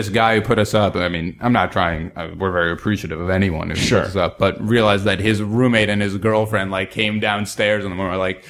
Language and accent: English; Northeast, United States; I grew up in the Northeast where every city's 3 or 4 hours apart.